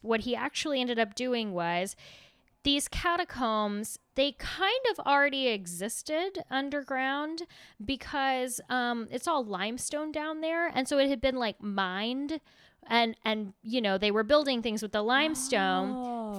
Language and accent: English; United States; I was American.